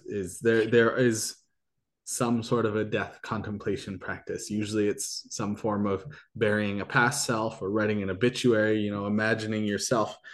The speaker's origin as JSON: {"language": "English", "country": "Canada", "said": "I'm Canadian"}